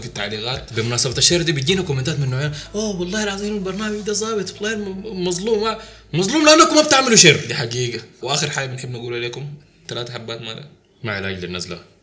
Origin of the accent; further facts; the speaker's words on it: Sudan; نحن ناس سودانيين